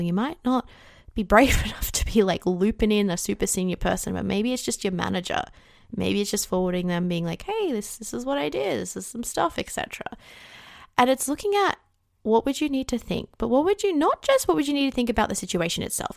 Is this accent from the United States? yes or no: no; Australia; I'm Australian too